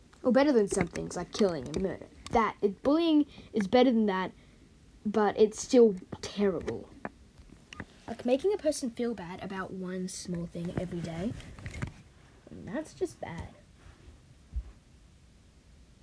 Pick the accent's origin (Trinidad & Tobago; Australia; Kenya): Australia; I'm Australian